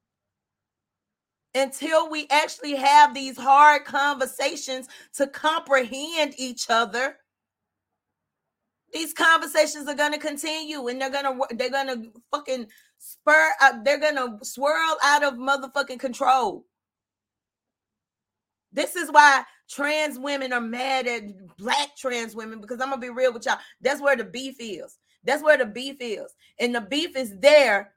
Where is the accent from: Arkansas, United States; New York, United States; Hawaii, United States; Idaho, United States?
Arkansas, United States; I'm from Arkansas